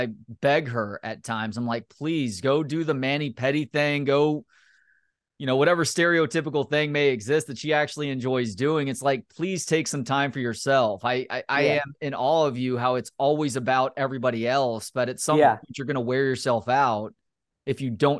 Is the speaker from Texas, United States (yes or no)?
yes; Texas, United States; also born or lived in Austin / Oregon / Chicago; I grew up in the Dallas-Fort Worth area, but I went to school at Texas. and basically spent the better part of the first 12 years of adulthood in Austin.